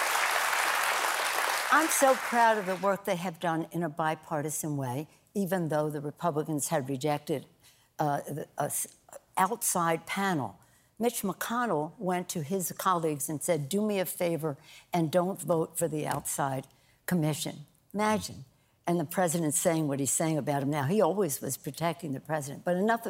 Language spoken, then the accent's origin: English; Maryland, United States; now in California, United States; I'm from Maryland originally. I've been in California a long time